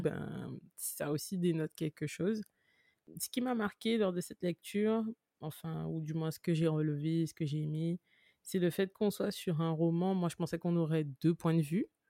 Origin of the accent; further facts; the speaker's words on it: Guadeloupe; je suis guadeloupéenne